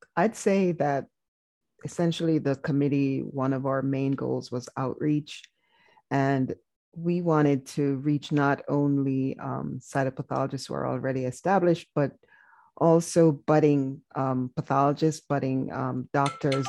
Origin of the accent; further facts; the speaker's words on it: Jamaica; moved away as an adult; now in United States; as a foreign medical graduate, I'm originally from Jamaica